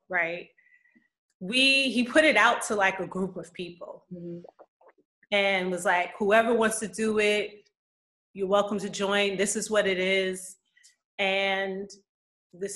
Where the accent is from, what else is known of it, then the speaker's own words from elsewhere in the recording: New York, United States; also born or lived in UAE; now in United Arab Emirates; I am from New York originally.